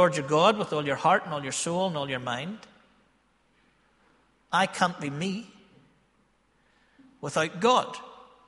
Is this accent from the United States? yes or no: no; Ballymena, Northern Ireland, United Kingdom; I am from Ballymena